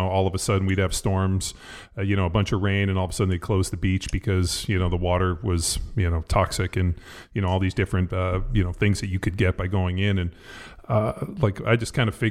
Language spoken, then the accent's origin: English; Palos Verdes, California, United States; I grew up in Palos Verdes.